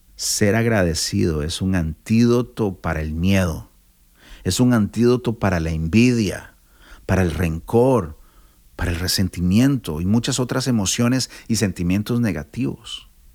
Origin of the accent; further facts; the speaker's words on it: Costa Rica; soy de Costa Rica